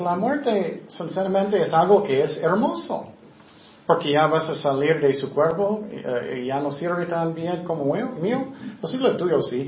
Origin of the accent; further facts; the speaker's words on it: United States; Spanish is a second language; moved away as an adult; also born or lived in Tecate; Soy americano